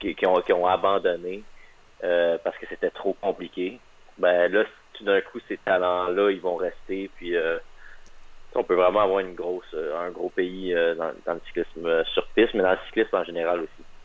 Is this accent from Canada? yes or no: yes; Magdalen Islands, Quebec, Canada; also born or lived in Montreal; now in Hamilton, Canada; Je viens des îles de la Madeleine